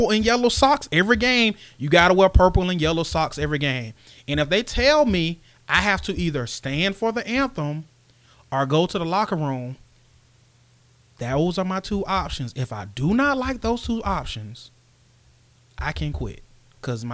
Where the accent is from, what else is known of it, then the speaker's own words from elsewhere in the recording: United States; me as an American